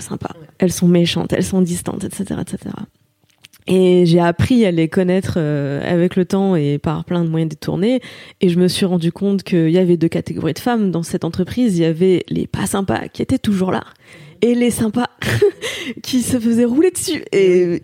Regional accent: Saint-Avold, Grand Est, France; moved away as an adult; also born or lived in Martinique; now in Paris, France; C'est très loin de chez moi maintenant, mais c'est, euh, je suis une enfant du pays

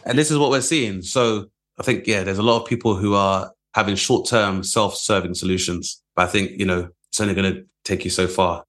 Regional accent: London, United Kingdom; growing up in Southeast London

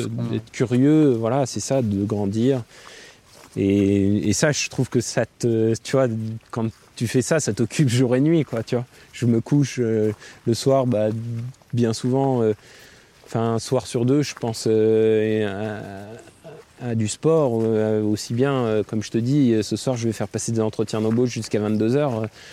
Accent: Gap, Provence-Alpes-Côte d'Azur, France; moved away as an adult; now in Annecy, France; j'ai grandi à Gap

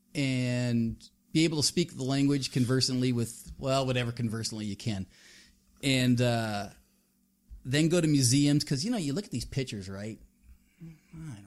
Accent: United States; I'm just an American guy.

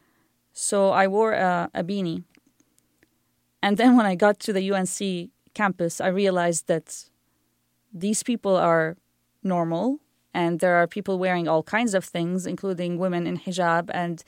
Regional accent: Amman, Amman Governorate, Jordan; moved away as an adult; also born or lived in North Carolina; now in Raleigh, United States; I'm born and raised in Amman, Jordan, to a Syrian mother and a father who's half Palestinian and half Bosnian

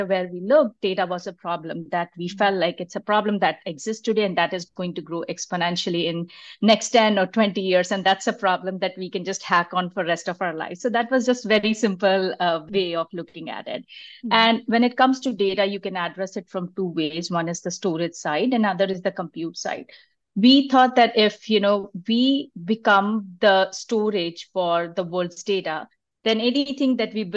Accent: India; moved away as an adult; now in Bay Area, United States; I am originally from India, and that's where my schooling and my adult years have been there

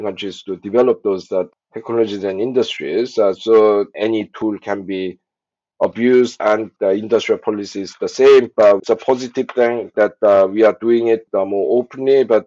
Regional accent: South Korea; I was born in South Korea in the early 60s

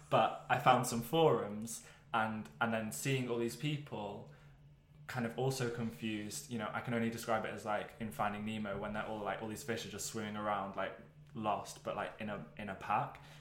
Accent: Wales, United Kingdom; I, so I grew up in North Wales. Probably quite important to mention that.

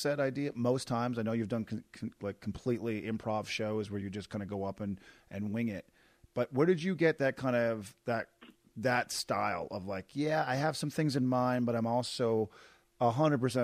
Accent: Canada; I'm Canadian

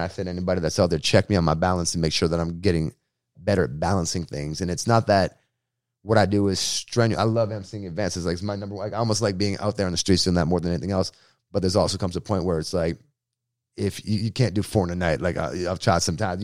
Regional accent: Boston, Massachusetts, United States; moved away as an adult; now in San Diego, United States; Bostonian, like, growing up in Boston

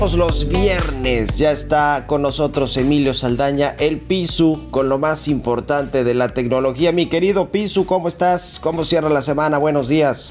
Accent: Mexico; nuestro país

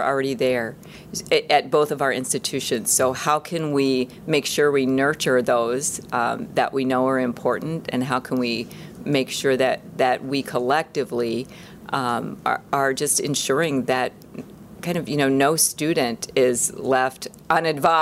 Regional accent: Illinois, United States; I am a native Illinois person, grew up in a very rural part of the state

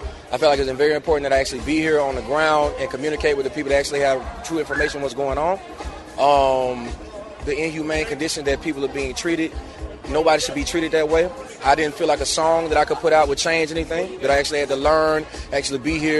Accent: Meridian, Mississippi, United States; I'm from Mississippi.

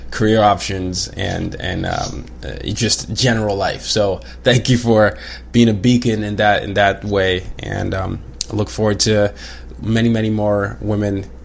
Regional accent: Nigeria; I'm like, I'm Nigerian, but I lived in this and this. But now I just say, you know, I'm a I'm a third culture kid.

